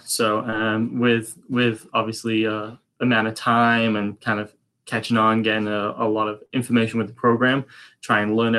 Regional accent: England, United Kingdom; I'm from England originally.

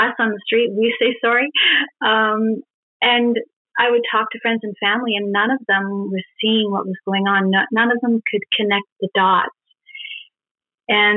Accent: British Columbia, Canada; I was born and raised in British Columbia.

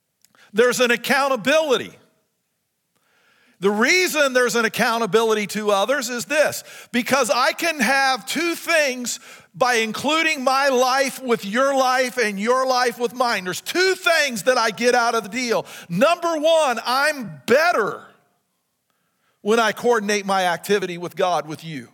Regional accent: United States; even as Americans

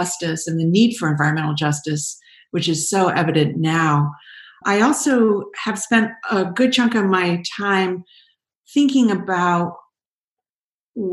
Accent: California, United States; I grew up in California

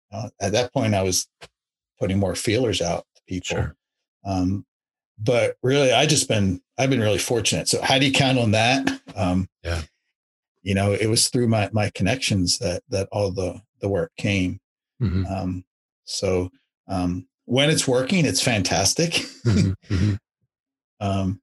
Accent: Maryland, United States; moved away; also born or lived in Arizona / Virginia; I grew up on the East Coast in Maryland

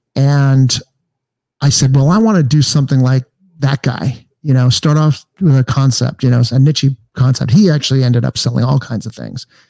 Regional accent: Los Angeles, California, United States; I grew up in Encino

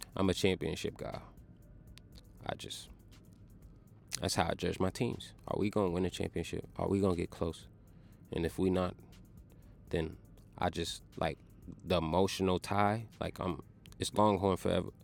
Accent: Tulsa, Oklahoma, United States; I was born in Tulsa.

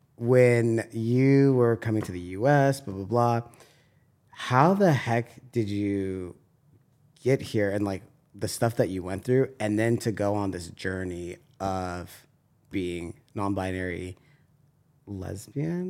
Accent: San Diego, California, United States; I'm from San Diego

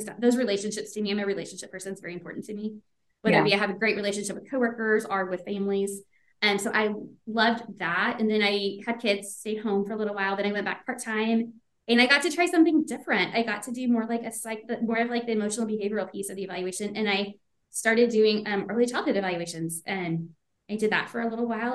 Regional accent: Beaumont, Texas, United States; I grew up in the Beaumont area

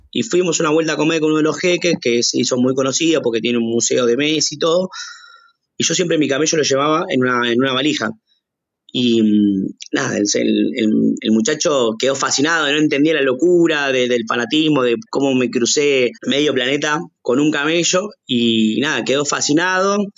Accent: Argentina; lo que somos los argentinos

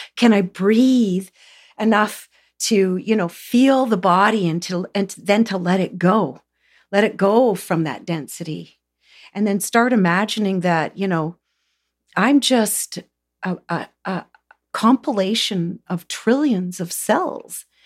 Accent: Southern Ontario, Canada; I came from Southern Ontario, everybody smoked. We grew tobacco

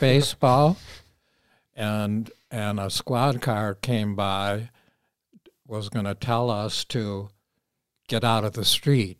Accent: Minneapolis, Minnesota, United States; Bryan Square, which was a little park on thirty-first and Bryant, where I spent a good share of my growing up days

